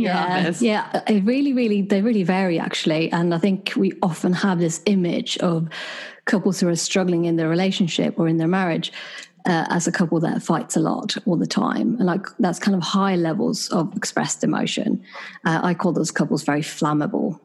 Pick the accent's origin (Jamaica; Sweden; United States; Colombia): Sweden; born or raised there; moved away as an adult; also born or lived in United Kingdom; now in London, United Kingdom